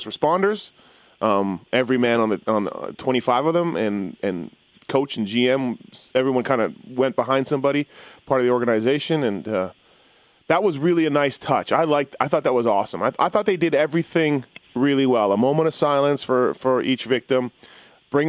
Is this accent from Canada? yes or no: yes; Canada; moved away as an adult; now in Las Vegas, United States; I'm from Canada. I've lived in Vegas for only 10 years